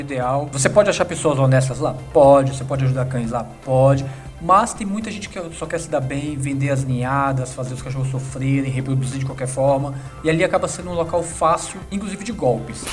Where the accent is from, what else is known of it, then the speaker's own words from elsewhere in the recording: Brasília, Federal District, Brazil; moved away as an adult; now in São Paulo, Brazil; quando eu mudei para São Paulo, depois de um ano, eu sou de Brasília, depois de um ano morando em São Paulo